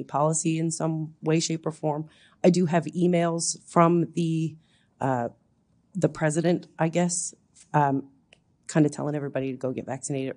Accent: Newfoundland and Labrador, Canada; now in Head of Jeddore, Canada; I'm originally from Newfoundland. I live now in Head of Jador.

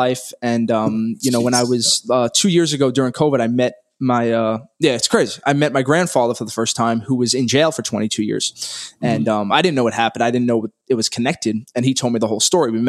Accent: New York City, New York, United States; I grew up in Brooklyn, New York, born and raised. I haven't left

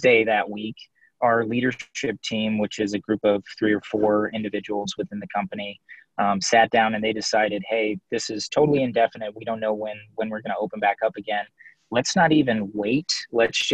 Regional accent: Nashville, Tennessee, United States; now in Minnesota, United States; I'm just going to go home. I actually went back to Nashville

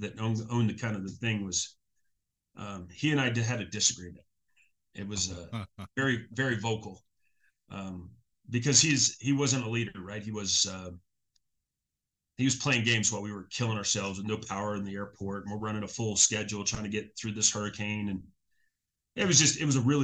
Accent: Biloxi, Mississippi, United States; moved away as an adult; a year of electronics at Keesler, my hometown

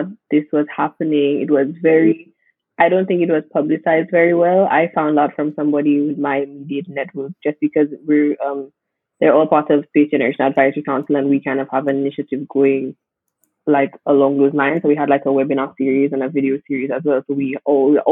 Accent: St. Lucia; moved away as an adult; also born or lived in United Kingdom; growing up in the Caribbean

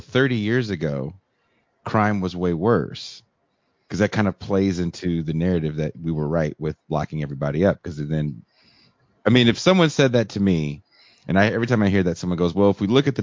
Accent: Richmond, California, United States; also born or lived in New York; where I grew up in Richmond, California.

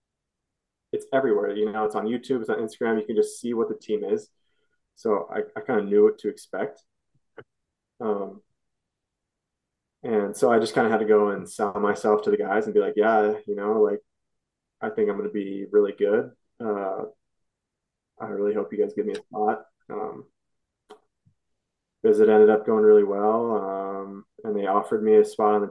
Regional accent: Sioux Falls, South Dakota, United States; moved away; I grew up in Sioux Falls and my family's all there

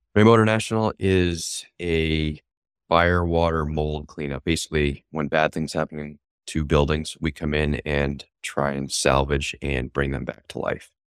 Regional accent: York, Maine, United States; I grew up in York, Maine.

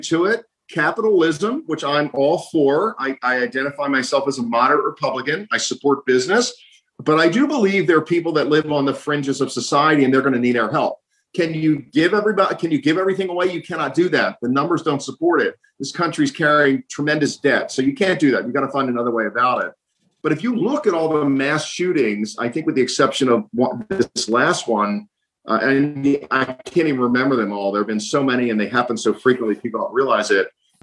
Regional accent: Baltimore, Maryland, United States; I was running the streets of Baltimore as a latchkey kid

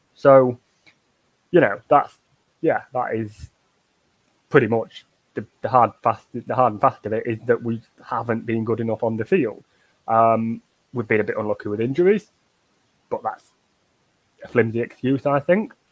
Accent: Yorkshire and the Humber, United Kingdom; Yorkshire folk for sort of we we we're too proud of where we're from

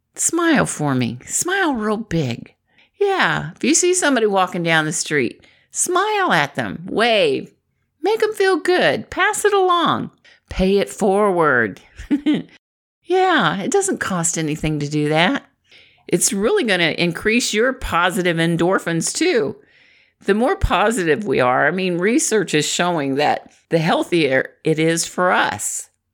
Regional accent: Midwest, United States; I'm from the Midwest

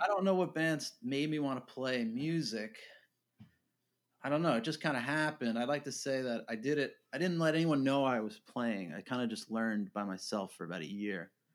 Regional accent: New York, United States; I grew up in New York

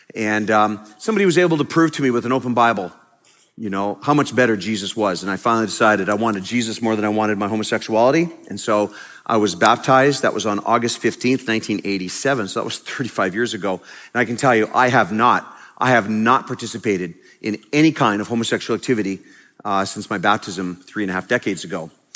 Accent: Canada; I am a pastor from Canada

